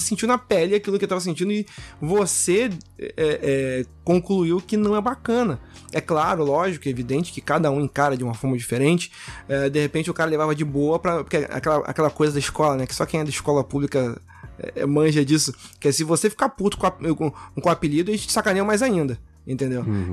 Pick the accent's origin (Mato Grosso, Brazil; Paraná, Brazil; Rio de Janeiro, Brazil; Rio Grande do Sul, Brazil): Rio de Janeiro, Brazil; eu sou carioca também, eu falo meio de gíria assim